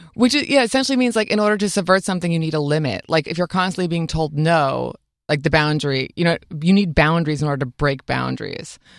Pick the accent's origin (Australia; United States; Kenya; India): United States; upstate New York; I grew up in upstate New York